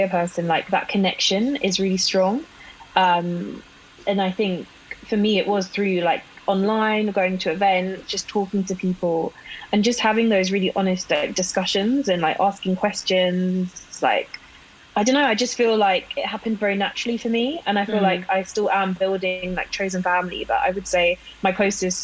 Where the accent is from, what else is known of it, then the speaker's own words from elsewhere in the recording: London, United Kingdom; I grew up in London, but my mum's family is all from like up north, like Newcastle, Sunderland